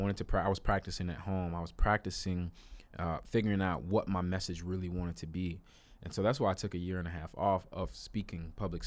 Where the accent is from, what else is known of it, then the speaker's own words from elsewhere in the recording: Chicago, Illinois, United States; went to Chicago, my hometown